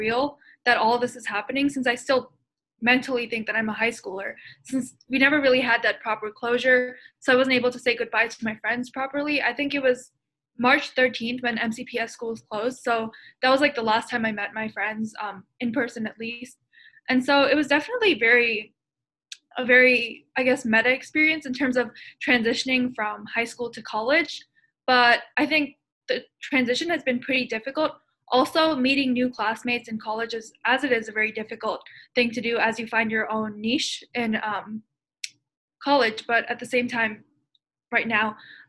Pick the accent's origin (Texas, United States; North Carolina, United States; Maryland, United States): Maryland, United States; I'm from Maryland